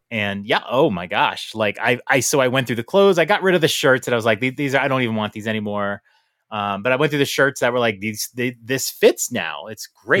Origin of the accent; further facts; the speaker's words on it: New York, United States; moved away; I'm a New Yorker. I'm from New York.